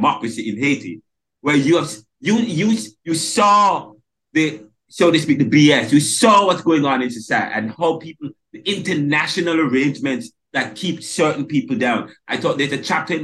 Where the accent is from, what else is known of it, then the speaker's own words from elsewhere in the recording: Jamaica; moved away as an adult; now in United States; I'm from Jamaica